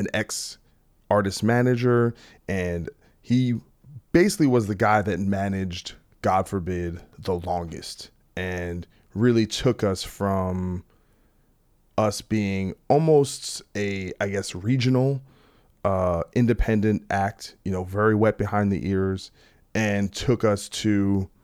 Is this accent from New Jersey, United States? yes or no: yes; New Jersey, United States; I'm from New Jersey